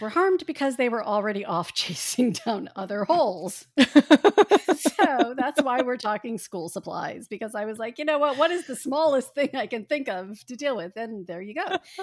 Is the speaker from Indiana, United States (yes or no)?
yes; Indiana, United States; I grew up in Indiana